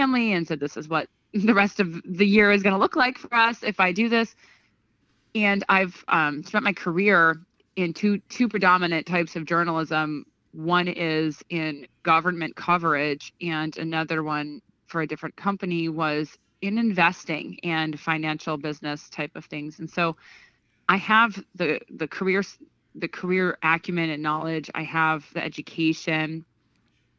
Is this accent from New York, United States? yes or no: yes; Greenville, New York, United States; now in Albany, United States; my mom and dad raised me just south of Albany, about 25 minutes south of Albany, in a little tiny town called Greenville